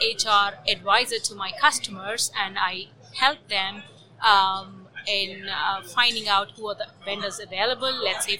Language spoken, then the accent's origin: English; Germany; I'm from Germany.